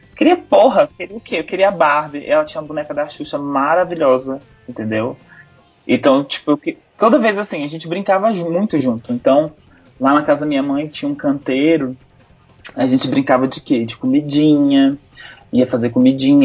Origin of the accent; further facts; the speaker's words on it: Brasília, Federal District, Brazil; Eu nasci em Brasília, sou de Brasília